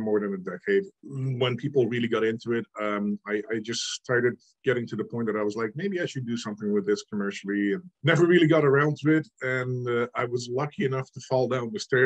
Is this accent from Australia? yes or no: no; Netherlands; moved away as an adult; now in Canada; I am actually from the Netherlands originally. I immigrated to Canada 16, 17 years ago now.